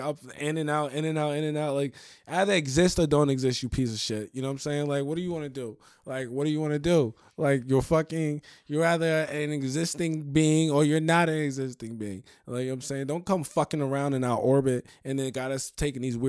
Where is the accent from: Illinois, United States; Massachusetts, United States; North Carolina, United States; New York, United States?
New York, United States; I'm from New York